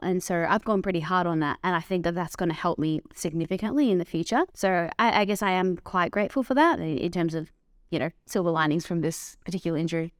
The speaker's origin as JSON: {"language": "English", "area": "Dandenong Ranges", "region": "Victoria", "country": "Australia", "tie": "born or raised there", "said": "I grew up in the Dandenong Ranges"}